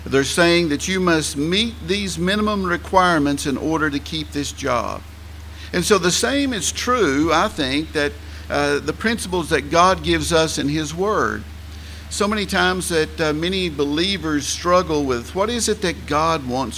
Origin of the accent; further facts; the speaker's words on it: Tennessee, United States; accent: Southern English; Probably the majority of folks do, and I am from Tennessee in the U.S.